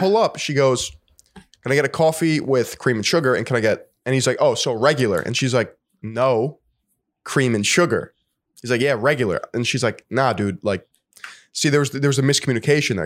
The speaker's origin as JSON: {"language": "English", "region": "New York", "country": "United States", "said": "I'm a New Yorker."}